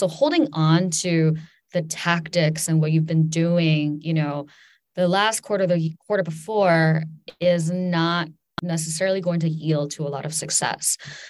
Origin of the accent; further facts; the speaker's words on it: China; also born or lived in New York, United States; I grew up in China and also on the East Coast, in and near New York.